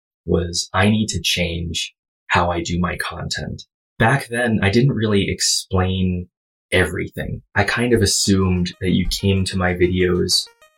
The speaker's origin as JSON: {"language": "English", "region": "Hawaii", "country": "United States", "tie": "born or raised there", "said": "So I grew up in Hawaii, stayed there all the way until I was 18."}